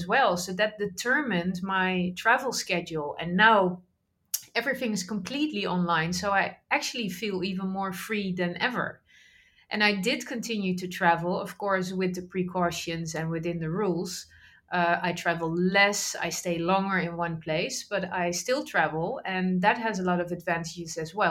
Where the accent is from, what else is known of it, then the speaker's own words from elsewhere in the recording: Netherlands; I grew up in the Netherlands